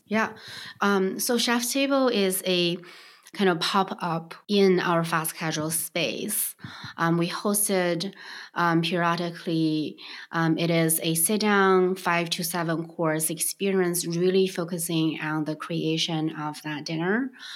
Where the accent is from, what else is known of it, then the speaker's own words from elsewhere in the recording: Beijing, China; moved away; I grew up in Beijing